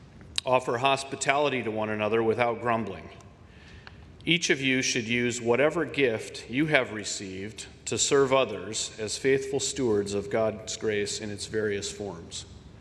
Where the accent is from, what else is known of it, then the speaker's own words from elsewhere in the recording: Minnesota, United States; moved away; Many of you know I'm from Minnesota originally, and Every summer, I get back there for a month or two with my family.